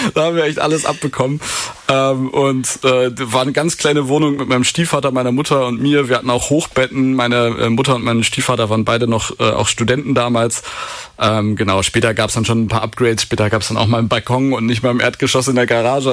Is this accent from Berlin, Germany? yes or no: yes; Berlin, Germany; moved away as an adult; now in Lüneburg, Germany; als Berliner